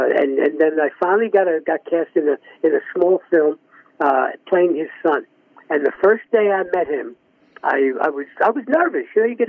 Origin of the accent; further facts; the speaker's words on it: New York City, New York, United States; moved away as an adult; now in California, United States; I grew up in the South Bronx, down near Yankee Stadium